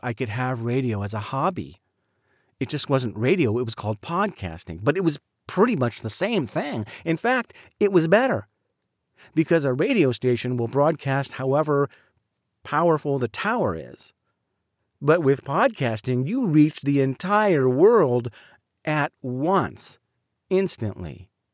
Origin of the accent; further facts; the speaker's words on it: Southern California, United States; also born or lived in Highland Park, Illinois; When I was in third grade, we moved to Southern California